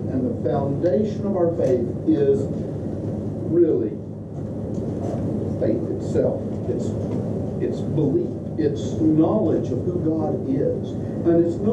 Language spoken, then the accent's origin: English; Kentucky, United States; moved away as an adult; now in Tennessee, United States; We moved to Tennessee from Kentucky, which is where I'm from